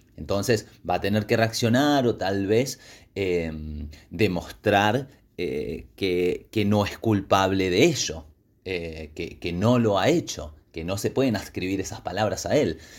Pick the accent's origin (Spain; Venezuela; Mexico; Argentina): Argentina; Patagonia; mi tierra